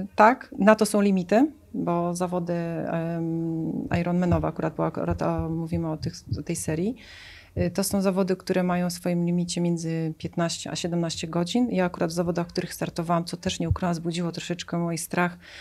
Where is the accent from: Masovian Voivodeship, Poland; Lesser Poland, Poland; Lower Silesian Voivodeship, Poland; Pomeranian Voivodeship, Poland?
Pomeranian Voivodeship, Poland; Tricity; Paradoksalnie pochodzę z nadmorza, bo jestem z Trójmiasta.